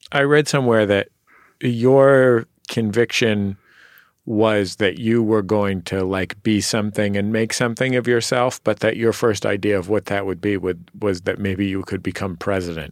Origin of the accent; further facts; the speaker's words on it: San Francisco, California, United States; as a Californian, a San Franciscan